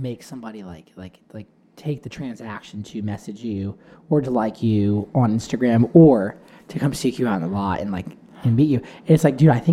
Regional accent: the South, United States; growing up in the South

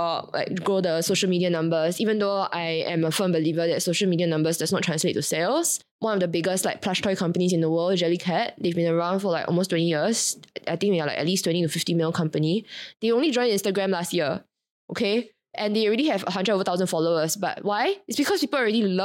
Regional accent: Singapore; I came from Singapore

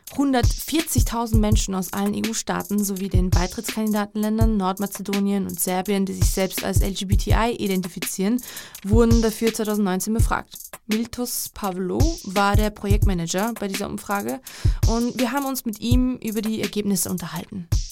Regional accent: Georgia; in meinem Heimatland Georgien

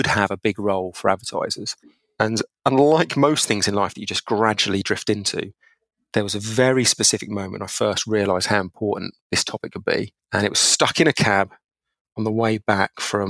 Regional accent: Essex, East of England, United Kingdom; I grew up in England. People might or might not know it, but a place called Essex

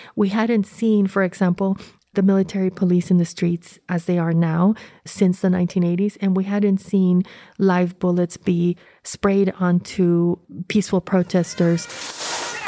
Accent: Honduras; growing up in Honduras during this period in the seventies

